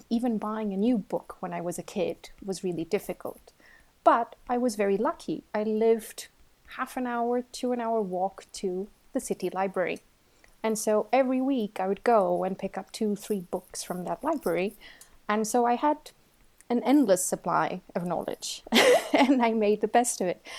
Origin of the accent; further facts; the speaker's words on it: Porto, Norte, Portugal; moved away as an adult; now in Switzerland; I'm originally from Portugal.